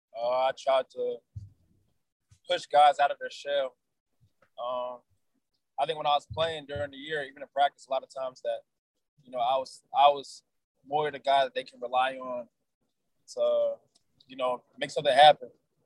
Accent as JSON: {"language": "English", "region": "New Jersey", "country": "United States", "said": "You know, I'm from North Jersey. We're not really like, we want to say hi and everything there."}